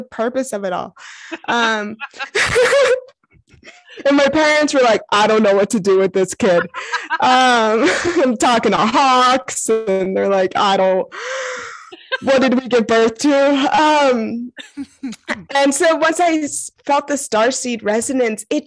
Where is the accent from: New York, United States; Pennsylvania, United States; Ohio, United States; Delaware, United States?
New York, United States; New York City; I'm originally from New York City, Brooklyn area